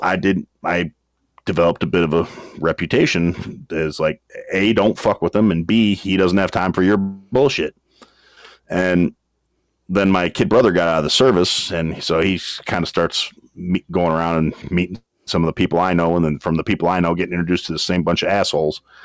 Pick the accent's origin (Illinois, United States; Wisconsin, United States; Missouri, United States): Wisconsin, United States; that that's my hometown, and uh, that's where I is from